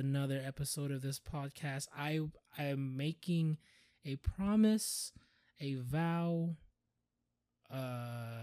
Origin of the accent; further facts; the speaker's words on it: Hawaii, United States; I was born in Hawaii